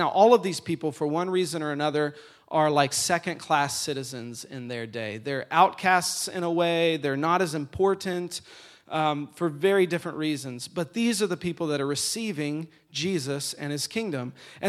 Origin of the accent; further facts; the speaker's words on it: Atlanta, Georgia, United States; Okay, I grew up in Atlanta. I was a big Atlanta Braves fan.